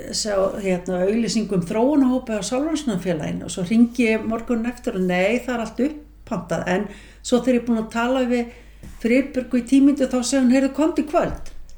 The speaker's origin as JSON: {"language": "Icelandic", "town": "Mosfellsbær", "region": "Capital Region", "country": "Iceland", "tie": "born or raised there", "said": "við fluttum semst upp í Mósesbæð þegar ég er 8 ára"}